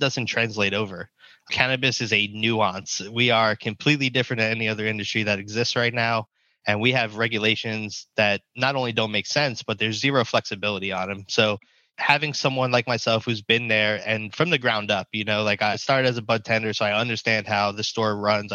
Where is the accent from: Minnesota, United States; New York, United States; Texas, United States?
New York, United States; moved away as an adult; also born or lived in New Jersey; now in Portland, United States; I grew up in New York, so, you know, that's kind of part of my vernacular.